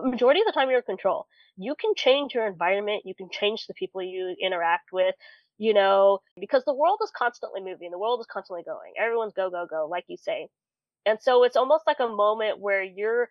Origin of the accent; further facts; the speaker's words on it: California, United States; now in Tennessee, United States; I'm originally from California and moved all the way to Tennessee